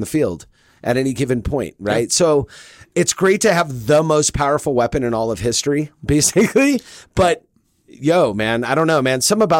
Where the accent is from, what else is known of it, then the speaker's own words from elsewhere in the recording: Los Angeles, California, United States; moved away; I'm looking at hotels to book for 2022, right, to go visit my hometown